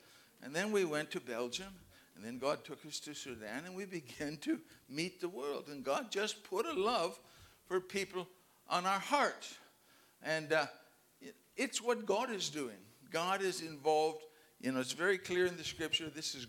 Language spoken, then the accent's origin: English; Canada; Remember, I'm Canadian. This is the best place in the world.